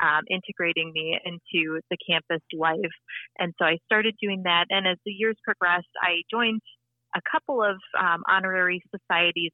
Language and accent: English; Appleton, Wisconsin, United States; moved away as an adult; also born or lived in Quincy, Illinois; now in Lincoln, United States; I'm originally from Appleton, Wisconsin